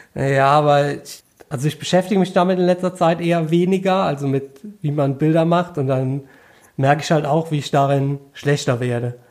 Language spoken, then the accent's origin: German; Koblenz, Rhineland-Palatinate, Germany; bei uns in Koblenz